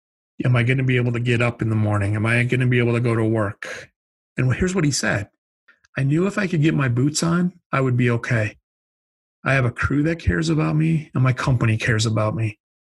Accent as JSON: {"language": "English", "region": "Midwest", "country": "United States", "said": "I'm from the Midwest. I can use that word."}